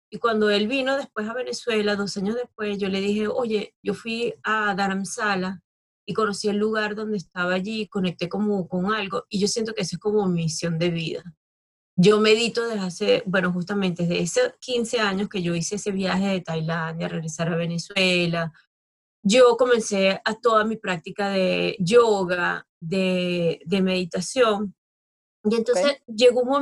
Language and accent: Spanish; Spain; also born or lived in Thailand; ya es tiempo de regresar a mi país. Yo llegué al aeropuerto de Barajas en, España porque quería ya estar con, con, mi gente, acá casa una tía